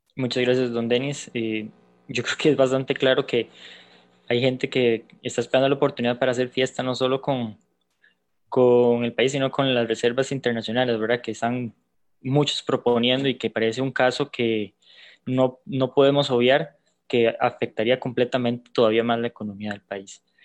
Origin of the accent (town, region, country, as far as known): Costa Rica